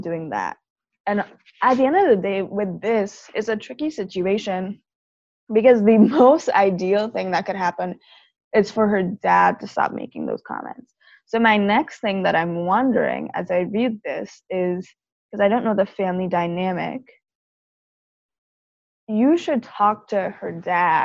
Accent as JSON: {"language": "English", "country": "Trinidad & Tobago", "tie": "born or raised there", "said": "us growing up in Trinidad, even though Black people are the majority"}